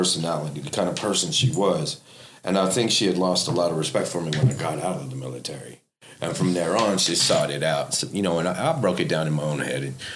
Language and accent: English; Las Vegas, Nevada, United States; moved away as an adult; now in Ohio, United States; Born and raised in Vegas. Went a lot around the world. Came to Ohio because I was all messed up in Vegas when I was about 21 years old.